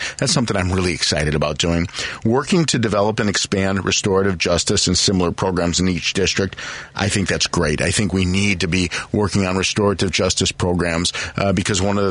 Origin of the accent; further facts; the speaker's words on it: Morton Grove, Illinois, United States; also born or lived in Roscoe Village, Chicago; now in Chicago, United States; I grew up in Morton Grove